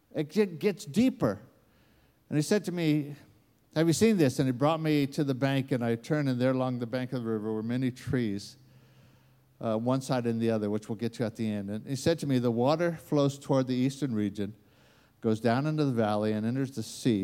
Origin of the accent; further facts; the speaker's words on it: United States; accent: American; moved away; it comes out with an American accent